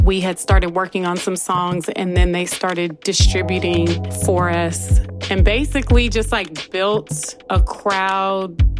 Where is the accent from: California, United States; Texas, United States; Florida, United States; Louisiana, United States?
California, United States; I feel like that's the spirit that I'm proud of from the Bay Area.